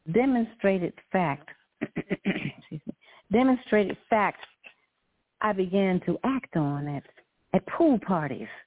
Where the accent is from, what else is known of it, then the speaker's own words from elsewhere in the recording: Lawrenceville, Virginia, United States; moved away; I learned to swim when I was 8 years old in my hometown, Lawrenceville, Virginia